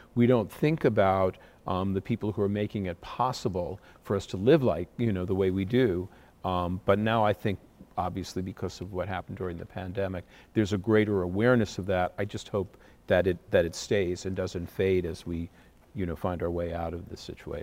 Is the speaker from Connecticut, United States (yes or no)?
yes; Connecticut, United States; We have a little professional theater in my hometown in Connecticut